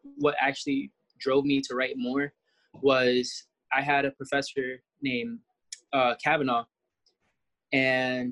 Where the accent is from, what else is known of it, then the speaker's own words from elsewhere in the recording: Jamaica; we're both Jamaican